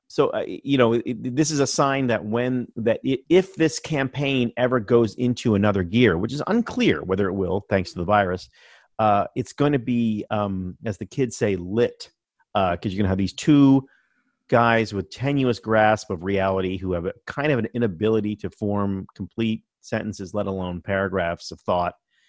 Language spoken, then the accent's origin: English; Baltimore, Maryland, United States; born there; also born or lived in New England; but I was born in Baltimore, so I've been an Orioles fan forever. I spent a long time in New England